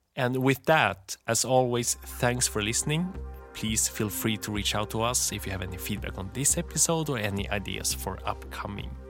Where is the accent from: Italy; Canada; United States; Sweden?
Sweden; moved away; I grew up in Sweden